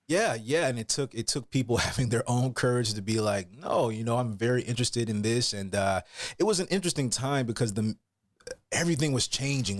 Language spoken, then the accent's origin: English; Atlanta, Georgia, United States; moved away as an adult; also born or lived in Florida; now in California, United States; i'm from atlanta georgia originally oh uh, yeah southern boy i got a lot of country roots